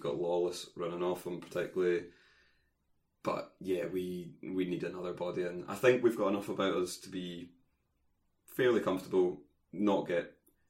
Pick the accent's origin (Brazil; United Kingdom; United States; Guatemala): United Kingdom; Edinburgh, Scotland; growing up in Edinburgh